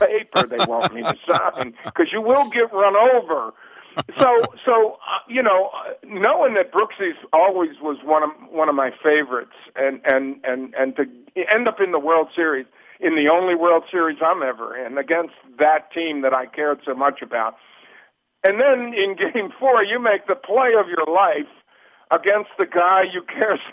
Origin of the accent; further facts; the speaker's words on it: Sparrows Point, Maryland, United States; as a kid growing up in Sparrows Point, Maryland, that's Baltimore County